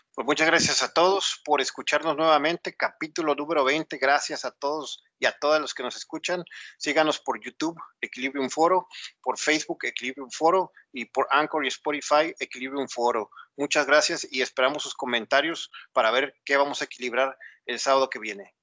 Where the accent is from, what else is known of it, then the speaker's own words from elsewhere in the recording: Mexico; como sociedad mexicana